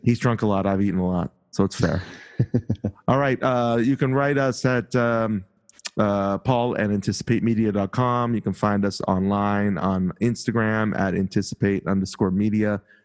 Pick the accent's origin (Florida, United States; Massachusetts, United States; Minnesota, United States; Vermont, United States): Massachusetts, United States; Boston; accent: Boston; my Boston accent, which I don't think is too bad